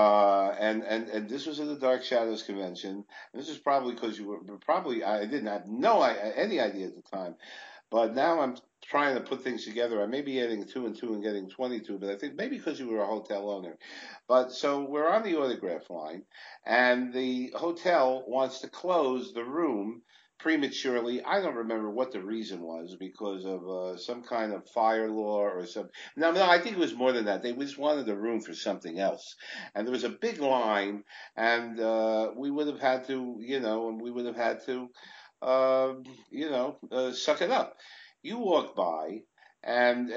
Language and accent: English; New York City, New York, United States; I'm from Brooklyn.